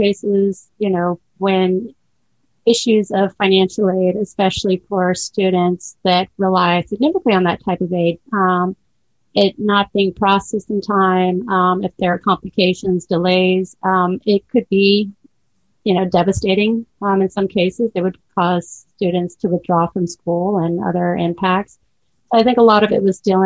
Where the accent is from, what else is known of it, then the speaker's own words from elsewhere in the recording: Santa Rosa, California, United States; moved away as an adult; now in Florida, United States; I was raised in Northern California in Santa Rosa, up in Sonoma County